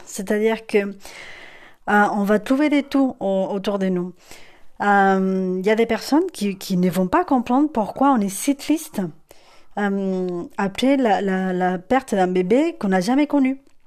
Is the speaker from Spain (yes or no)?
yes; Spain; French is a second language; moved away; je suis espagnole